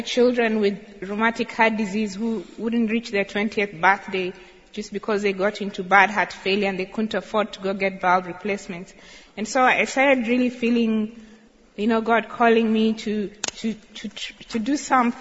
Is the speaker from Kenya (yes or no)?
yes; Kericho, Kericho County, Kenya; I grew up in Kericho, which is Tea Country, about 1 hour drive from Tenwick